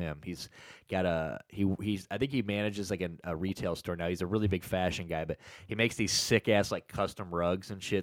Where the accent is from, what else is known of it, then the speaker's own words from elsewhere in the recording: St. Louis, Missouri, United States; I'm the only one still in St. Louis. Everybody else is, we're all from St. Louis on this show, but I'm the only one still here